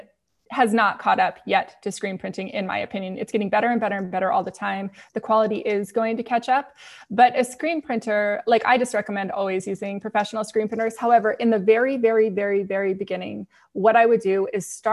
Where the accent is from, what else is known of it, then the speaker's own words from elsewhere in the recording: San Diego, California, United States; I grew up in San Diego